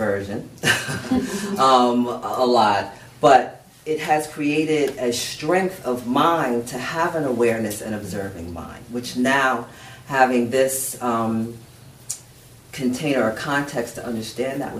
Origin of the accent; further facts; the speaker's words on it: United States; growing up in the United States as a black woman who's bicultural